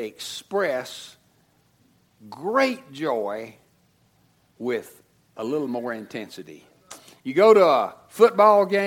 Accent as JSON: {"language": "English", "country": "United States", "said": "as American Christians"}